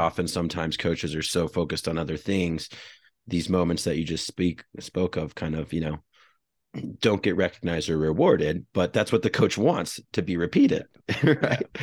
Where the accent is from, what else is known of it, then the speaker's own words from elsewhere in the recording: United States; also born or lived in Iowa / Colorado; I grew up in Iowa and Colorado